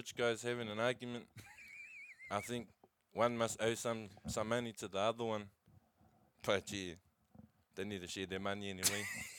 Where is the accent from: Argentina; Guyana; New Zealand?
New Zealand; We're not Australian.